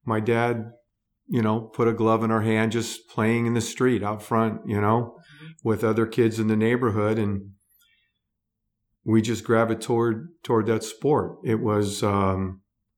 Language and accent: English; Los Angeles, California, United States; moved away as an adult; now in Arizona, United States; we were born and raised in Southern California in the San Fernando Valley.